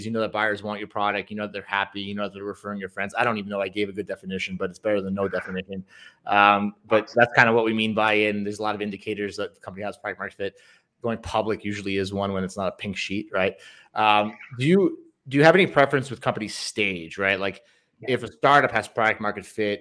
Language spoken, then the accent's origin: English; Long Island, New York, United States; now in Medellin, Colombia; I was born in Long Island, and I remember going to the city as a 13-year-old